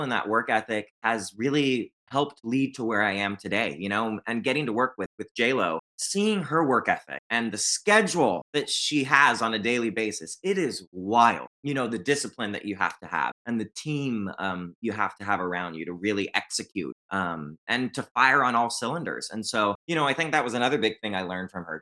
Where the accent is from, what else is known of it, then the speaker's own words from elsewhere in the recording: Fresno, California, United States; moved away as an adult; also born or lived in Hollywood / New York City; My hometown's Fresno, California, lovely place to grow up